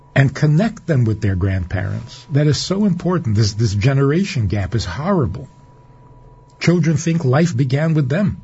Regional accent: New York City, New York, United States; now in Minnesota, United States; I was growing up in Crown Heights, on President Street in a little apartment

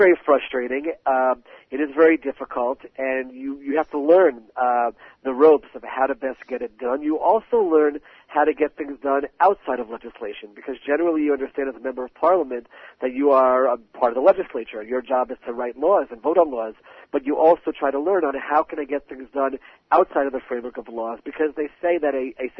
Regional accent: Maryland, United States; now in Israel; I grew up in Maryland as a Baltimore Orioles fan

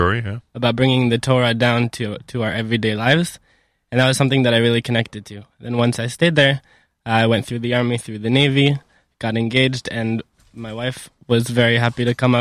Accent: Detroit, Michigan, United States; now in Kiryat Shmona, Israel; I was born in Detroit, Michigan.

